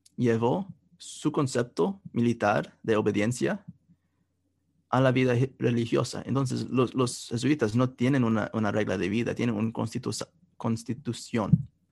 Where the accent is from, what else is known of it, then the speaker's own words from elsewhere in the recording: Kansas City, United States; donde yo crecí, en Kansas City